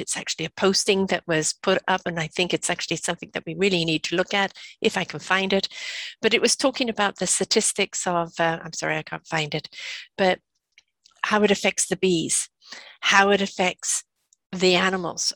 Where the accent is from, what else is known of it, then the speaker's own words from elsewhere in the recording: England, United Kingdom; now in Canada; I'm from England. We didn't have Halloween